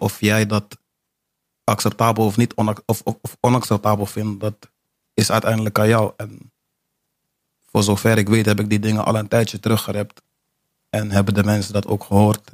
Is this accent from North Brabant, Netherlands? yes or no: no; Amsterdam, North Holland, Netherlands; moved away; also born or lived in Almere / Zeewolde / Rotterdam; ik ben een geboren Amsterdammer.